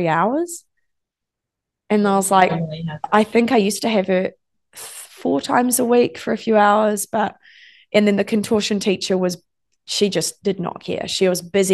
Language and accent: English; New Zealand; I'm from New Zealand.